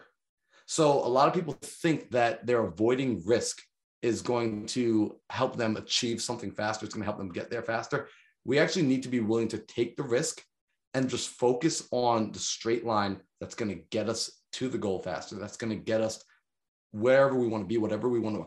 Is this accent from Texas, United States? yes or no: no; Long Island, New York, United States; I'm from New York, man, like Long Island, New York, like it's expensive out there